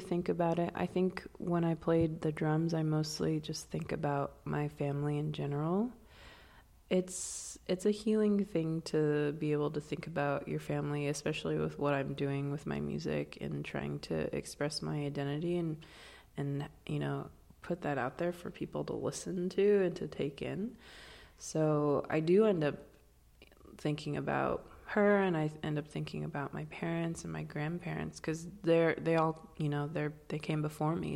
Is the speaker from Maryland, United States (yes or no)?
no; Swinomish Indian Tribal Community, Northwest Washington, United States; I'm from the Swinomish Indian Tribal Community in Northwest Washington